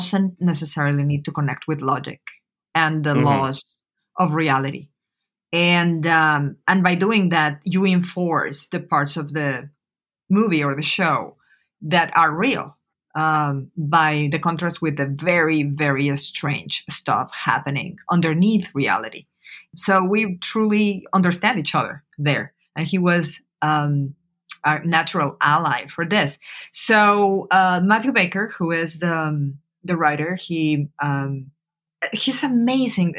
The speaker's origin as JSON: {"language": "English", "region": "Mexico City", "country": "Mexico", "moved": "yes", "said": "I am from Mexico City. I was living in Mexico City when the events happened"}